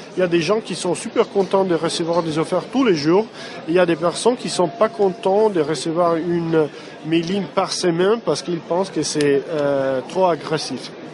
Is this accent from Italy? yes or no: yes; Italy; French is a second language; Je suis italien